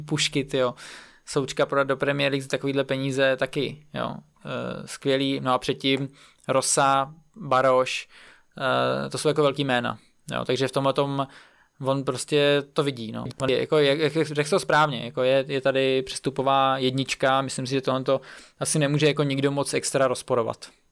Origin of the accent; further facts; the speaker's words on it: Czechia; jako já, jako Čech